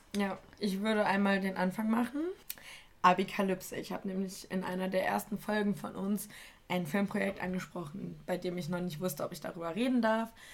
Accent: Germany; ich komme aus Deutschland

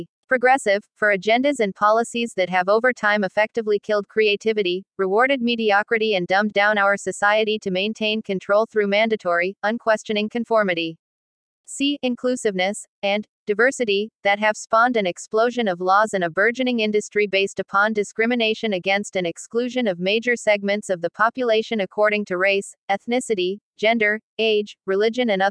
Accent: United States; as an American

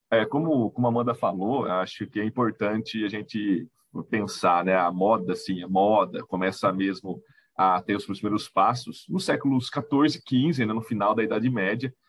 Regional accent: Itapira, São Paulo, Brazil; sou de Itapira

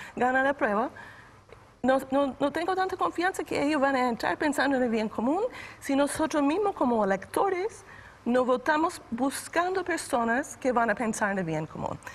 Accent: United States; now in Chile; vengo de Estados Unidos

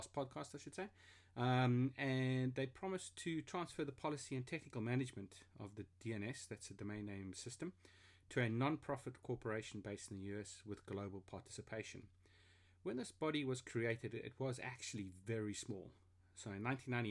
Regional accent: South Africa; also born or lived in Germany (heritage); now in London, United Kingdom; I'm a South African living in London of German heritage

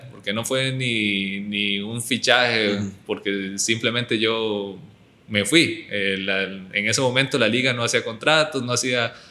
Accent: United States; born there; Y antes de irme al Albacete, yo tuve otra opción de irme a Estados Unidos. Yo nací en Estados Unidos eh, y tenía la opción de irme con una beca deportiva.

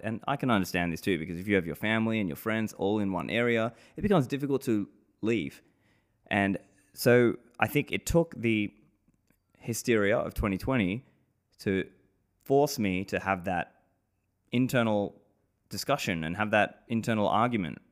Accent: Sydney, New South Wales, Australia; moved away as an adult; also born or lived in Sri Lanka; now in Dubai, United Arab Emirates; I grew up in Sydney, Australia

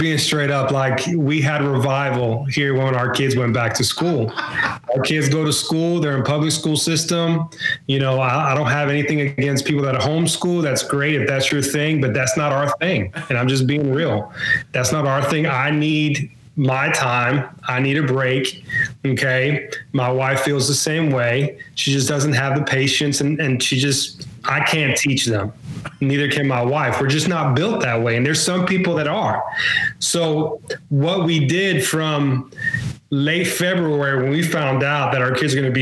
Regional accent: Mobile, Alabama, United States; I'm from Mobile, Alabama

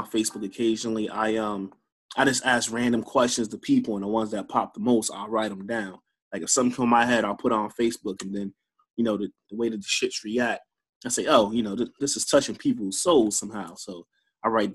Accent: New Jersey, United States; moved away as an adult; also born or lived in Baltimore, Maryland / Chicago, Illinois; now in Charleston, United States; I'm a Jersey boy. I'm born and raised in Jersey, and then I moved out to Baltimore when I was 18

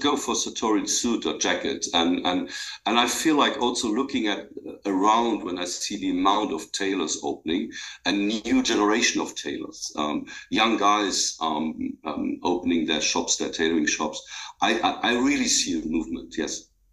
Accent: Luxembourg; I grew up in Luxembourg. It's a small country, and I grew up on the countryside.

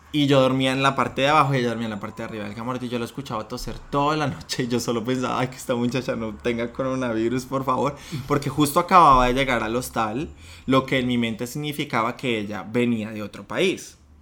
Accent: Colombia; moved away as an adult; now in Sydney, Australia

